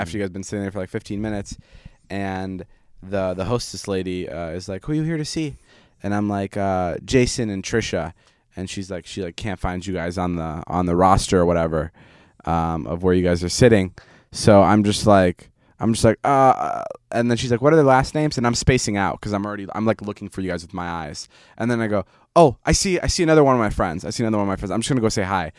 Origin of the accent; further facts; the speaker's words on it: Vernon Hills, Illinois, United States; moved away; my hometown of Vernon Hills